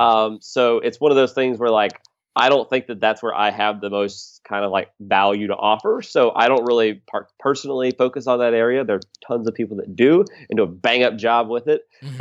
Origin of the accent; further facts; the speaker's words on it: Charlotte, North Carolina, United States; moved away as an adult; now in Philadelphia, United States; I'm from outside of Charlotte area